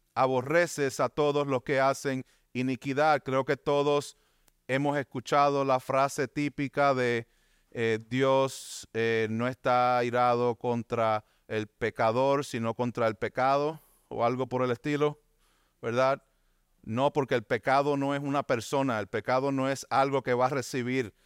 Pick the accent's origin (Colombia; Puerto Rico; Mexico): Puerto Rico; Bayamón; Vivía aquí en Bayamón, me crié en Bayamón